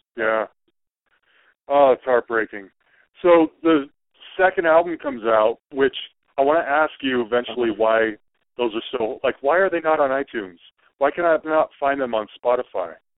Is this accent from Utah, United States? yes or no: yes; Salt Lake City, Utah, United States; I grew up in Salt Lake City.